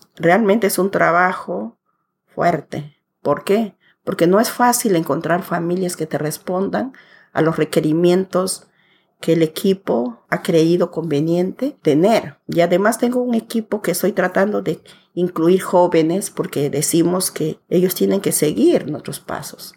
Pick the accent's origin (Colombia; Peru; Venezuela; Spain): Peru; Pucallpa, Ucayali; also born or lived in Curimaná, Peru; yo nací en un pueblo que se llama Curimaná, que ahora ya es un distrito que está en pleno desarrollo que está ubicada en la provincia de Padre Abad y a 92 kilómetros de la ciudad de Pucallpa, donde yo vivo. Allí crecí hasta los 11 años